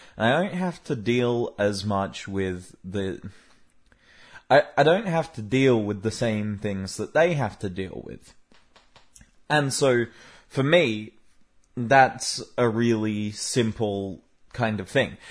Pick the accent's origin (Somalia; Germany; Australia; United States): Australia; I'm an Australian